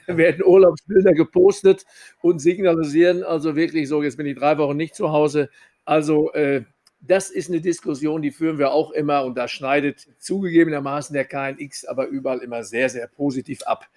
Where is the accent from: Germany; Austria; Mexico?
Germany; Sauerland, North Rhine-Westphalia; als Sauerländer